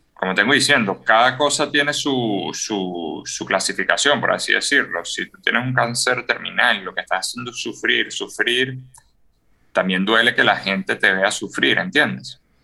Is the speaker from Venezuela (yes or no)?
yes; Venezuela; yo como venezolano